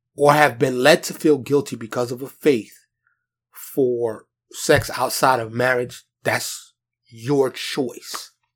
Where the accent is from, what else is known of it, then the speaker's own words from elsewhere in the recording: New York, United States; I, I born and raised in New York